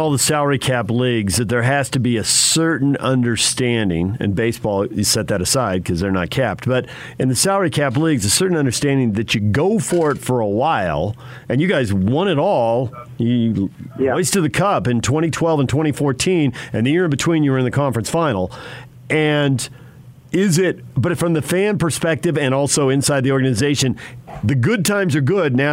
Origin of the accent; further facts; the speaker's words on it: San Diego, California, United States; I grew up in San Diego and lived in Southern California for a long time